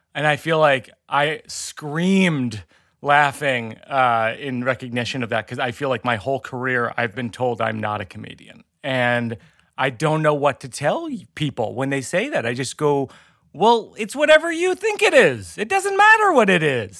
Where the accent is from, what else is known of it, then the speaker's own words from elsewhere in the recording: Boston, Massachusetts, United States; It's my hometown beer.